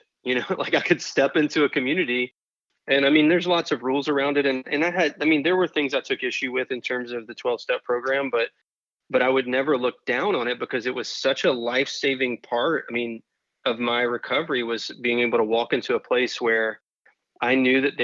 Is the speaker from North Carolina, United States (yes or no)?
yes; North Carolina, United States; now in Florida, United States; I grew up in North Carolina